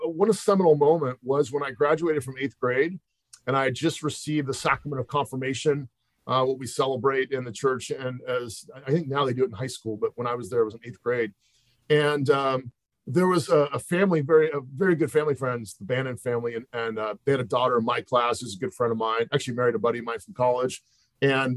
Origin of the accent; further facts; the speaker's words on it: Pasadena, California, United States; also born or lived in San Francisco Bay Area / Walnut Creek; I grew up in Pasadena, California.